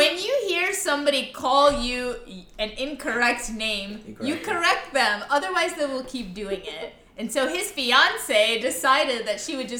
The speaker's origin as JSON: {"language": "English", "town": "Houston", "region": "Texas", "country": "United States", "tie": "born or raised there", "said": "I actually was born in Houston, Texas, and I'm from Houston, Texas."}